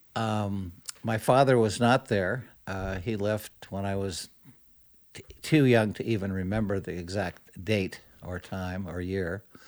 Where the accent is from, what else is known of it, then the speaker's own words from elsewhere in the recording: Modesto, California, United States; Growing up in Modesto or young boyhood